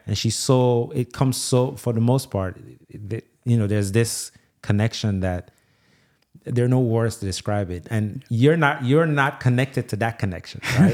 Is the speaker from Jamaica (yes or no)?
yes; Jamaica; also born or lived in Nigeria; now in Louisiana, United States; I grew up in Jamaica.